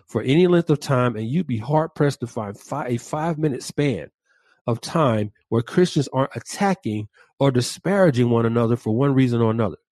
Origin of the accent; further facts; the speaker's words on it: Atlanta, Georgia, United States; the west side of my hometown, Atlanta